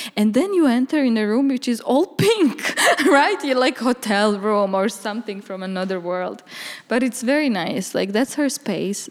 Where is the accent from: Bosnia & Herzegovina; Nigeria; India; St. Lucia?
Bosnia & Herzegovina; Bihać, Federation of Bosnia and Herzegovina; moved away as an adult; also born or lived in Banja Luka, Bosnia / New York, United States; now in Amsterdam, Netherlands; originally I'm from Bosnia, in a small town called Bihac, from the village Różyca. It's Roma village. And, uh, I grew up basically there